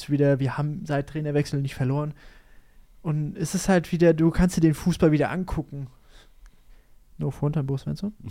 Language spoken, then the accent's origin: German; Mainz, Rhineland-Palatinate, Germany; aber ich bin, ich bin Mainzer